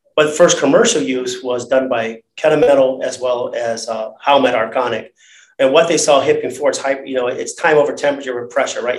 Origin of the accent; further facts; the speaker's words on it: Cleveland, Ohio, United States; I grew up in the inner east side of Cleveland.